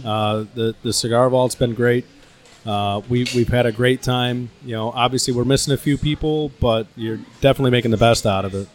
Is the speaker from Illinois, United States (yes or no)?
yes; Chicago, Illinois, United States; I'm from Chicago